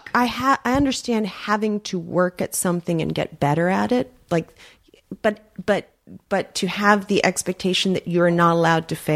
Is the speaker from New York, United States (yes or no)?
yes; New York, United States; I mean, I grew up in New York in the '80s